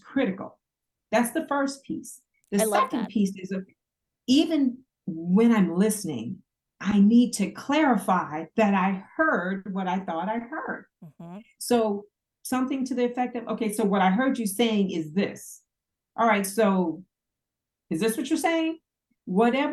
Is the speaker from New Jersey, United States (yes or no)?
yes; New Jersey, United States; I'm from Jersey. We talk loud, we talk a lot, and we talk fast at each other all the time.